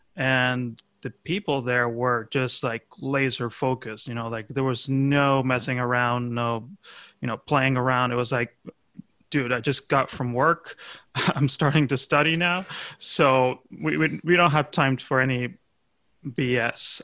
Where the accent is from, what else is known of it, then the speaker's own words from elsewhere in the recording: Argentina; my home country of Argentina